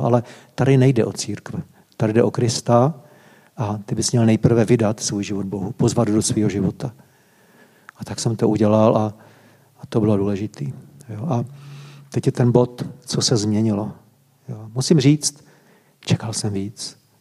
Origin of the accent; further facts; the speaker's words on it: Varnsdorf, Ústí nad Labem Region, Czechia; Vyrůstal jsem ve Vansdorfu, v Sudetech